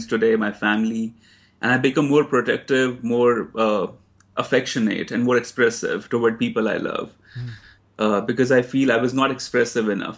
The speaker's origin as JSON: {"language": "English", "region": "Himachal Pradesh", "country": "India", "tie": "born or raised there", "moved": "as an adult", "lives_now": "New York, United States", "said": "Dalai Lama's town is half an hour away from my hometown in India"}